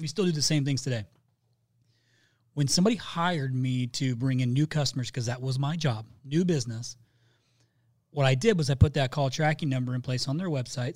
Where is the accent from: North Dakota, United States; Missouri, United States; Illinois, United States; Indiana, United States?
Indiana, United States; I'm from Indiana